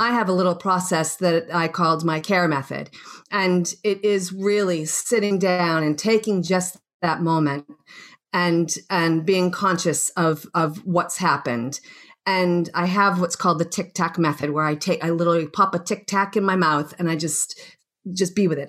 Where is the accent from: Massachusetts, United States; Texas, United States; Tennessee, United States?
Massachusetts, United States; Boston; moved away as an adult; also born or lived in Australia; I'm from Boston originally, and um, born and bred and grew up there